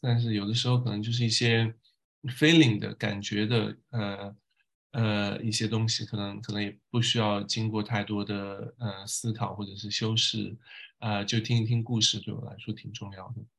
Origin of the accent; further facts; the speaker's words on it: Tibetan areas of Sichuan, China; moved away as an adult; now in Paris, France; 我是小时候在四川的藏区成长，读书，呃，一直读到上大学